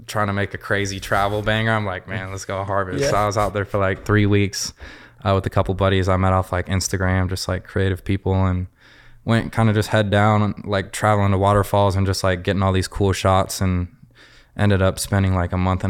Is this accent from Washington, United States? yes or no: yes; Seattle, Washington, United States; now in Los Angeles, United States; Seattle, Washington.